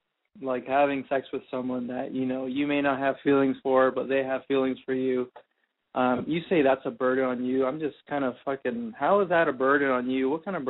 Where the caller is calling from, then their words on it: Phoenix, Arizona, United States; I'm 22, calling from Phoenix.